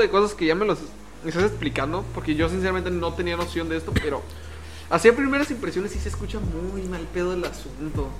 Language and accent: Spanish; Mexico; Somos mexicanos al igual que tú.